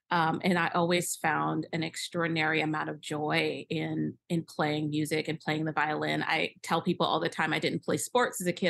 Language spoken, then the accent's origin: English; Michigan, United States; I grew up around in Michigan